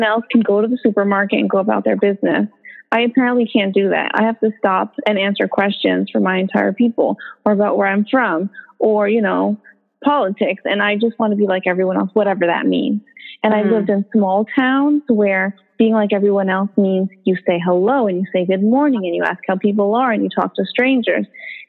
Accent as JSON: {"language": "English", "country": "United States", "tie": "born there", "said": "And I'm American born. So there, I felt this, what I'm going to call it is power. Like, well, I'm American born."}